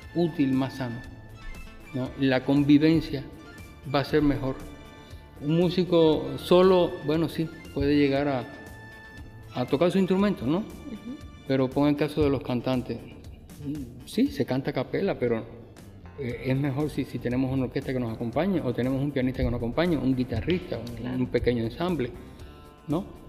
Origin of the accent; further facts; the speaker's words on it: Cuba; moved away as an adult; now in Mexico; vengo de, la mayor de las Antillas. Mm. O sea, vengo de Cuba